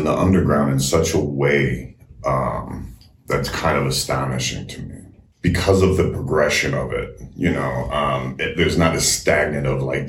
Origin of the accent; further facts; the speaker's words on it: Ann Arbor, Michigan, United States; also born or lived in Chicago; now in Washington, United States; Originally, I'm from Ann Arbor, Michigan, and kind of got more of my sound from Chicago.